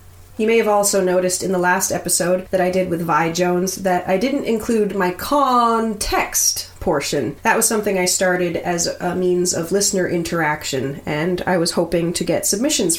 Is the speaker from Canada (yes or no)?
yes; Nova Scotia, Canada; moved away as an adult; also born or lived in Fort Frances, Ontario; I'm from Nova Scotia, where nothing you want to see is more than 2 hours away.